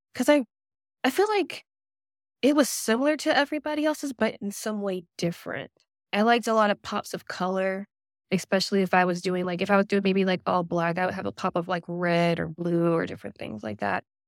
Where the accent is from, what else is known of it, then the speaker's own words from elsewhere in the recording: North Augusta, South Carolina, United States; now in Aiken, United States; I'm originally from North Augusta, South Carolina